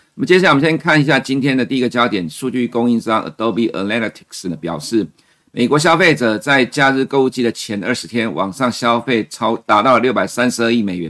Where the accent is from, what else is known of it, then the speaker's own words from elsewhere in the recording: Taiwan; 其实美国人继续的花钱，我们台湾人才会有钱可以赚。